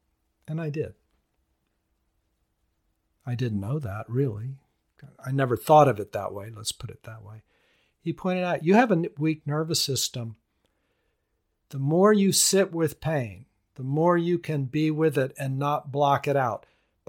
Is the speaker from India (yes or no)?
yes; India; now in United States; Pretty interesting, and I grew up there. Grew up in India. Wow. That's a blessing. Growing up in India, to me, is a blessing.